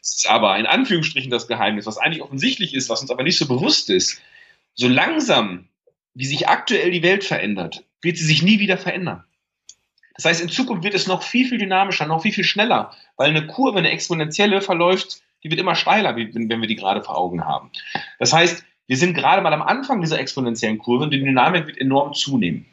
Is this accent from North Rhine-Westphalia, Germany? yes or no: yes; Münsterland, North Rhine-Westphalia, Germany; komme aus Nordrhein-Westfalen, aus dem beschaulichen Münsterland vom Lande. Mhm. Groß geworden